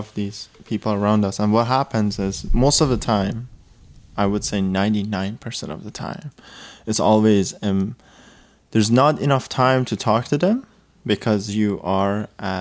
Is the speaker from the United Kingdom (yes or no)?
no; Iran; moved away; I come from Iran, I come from a whole background of like everything's conservative